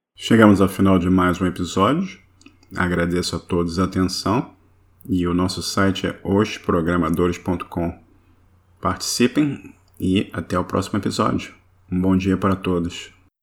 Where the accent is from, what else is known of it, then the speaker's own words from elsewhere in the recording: Rio de Janeiro, Brazil; accent: carioca; now in United States; meu sotaque de carioca